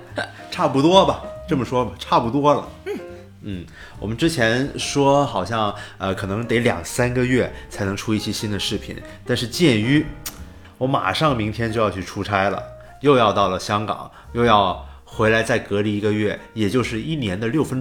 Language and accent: Chinese; Guangdong, China; moved away as an adult; also born or lived in Shanghai; now in Beijing, China; 我作为一个广东人，我特别有体会。我零八年的时候上大学来到北京，